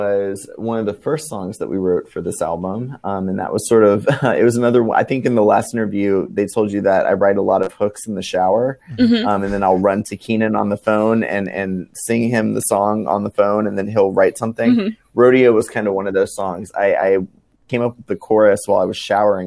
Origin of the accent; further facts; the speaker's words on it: New Orleans, Louisiana, United States; my growing up in New Orleans